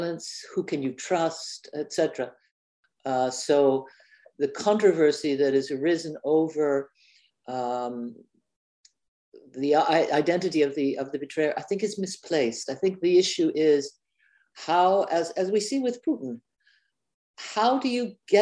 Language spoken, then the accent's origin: English; Canada; I'm known as a Canadian author